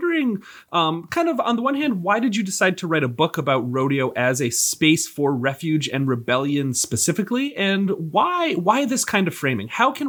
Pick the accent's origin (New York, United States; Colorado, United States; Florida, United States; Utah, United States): New York, United States; Rochester; I'm from the Northeast, from Rochester, New York originally.